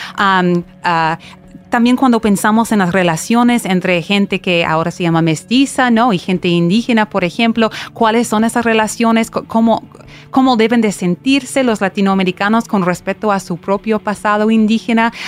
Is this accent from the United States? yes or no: yes; United States; estoy estudiando esos asuntos en, ah, en, los Estados Unidos